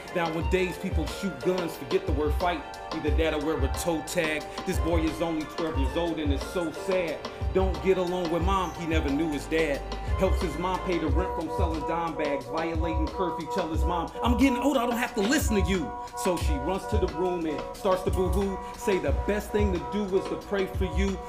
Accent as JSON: {"language": "English", "town": "Fort Wayne", "region": "Indiana", "country": "United States", "moved": "as an adult", "lives_now": "Puerto Viejo, Costa Rica", "said": "I'm from Indiana, Fort Wayne, Indiana, United States"}